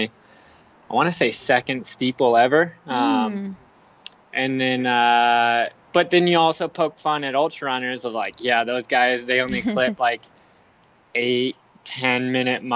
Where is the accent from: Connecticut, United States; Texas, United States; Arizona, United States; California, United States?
Arizona, United States; Phoenix; now in Flagstaff, United States; I live in Flagstaff, Arizona. I'm originally from Phoenix, Arizona, so kind of staying close to home a little bit nowadays